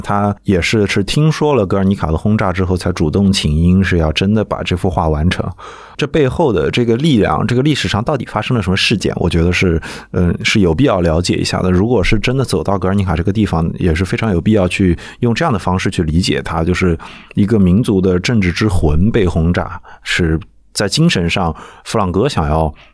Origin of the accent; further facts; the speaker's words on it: Nanjing, Jiangsu, China; 我是南京人